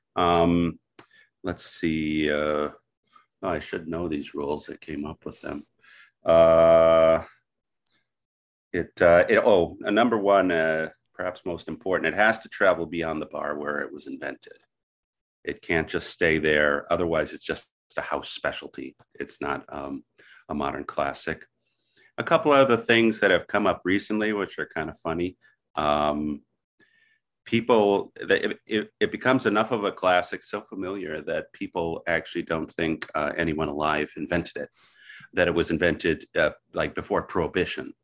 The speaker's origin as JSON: {"language": "English", "region": "southeastern Wisconsin", "country": "United States", "tie": "born or raised there", "also_born_or_lived": "Milwaukee, Wisconsin", "said": "I was born in Milwaukee and, uh, raised in southeastern Wisconsin."}